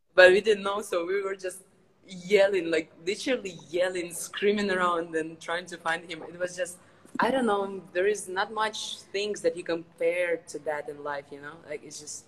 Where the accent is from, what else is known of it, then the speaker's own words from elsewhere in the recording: Ukraine; moved away as an adult; now in China; I'm from Ukraine. Uh, grew up there